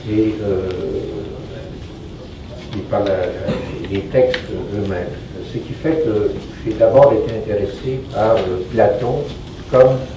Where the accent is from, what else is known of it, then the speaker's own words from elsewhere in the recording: Quebec, Canada; vous voyez peut-être à mon accent, je ne sais pas s'il euh, est encore euh, très fort. Je suis québécois, donc je suis né euh, ici en 1946.